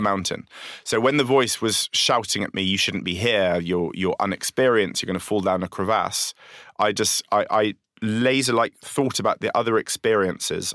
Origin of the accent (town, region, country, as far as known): London, United Kingdom; accent: Londoner